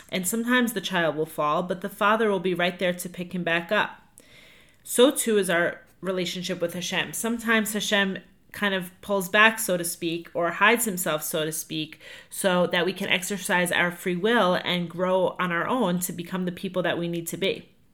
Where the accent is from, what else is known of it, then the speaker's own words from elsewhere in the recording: Five Towns, New York, United States; moved away as an adult; also born or lived in Atlanta, Georgia; I'm from the Five Towns